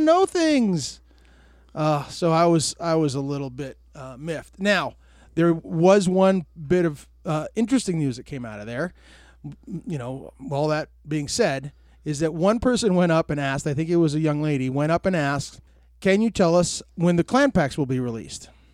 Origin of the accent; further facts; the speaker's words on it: Tucson, Arizona, United States; I was born and, born and raised in Tucson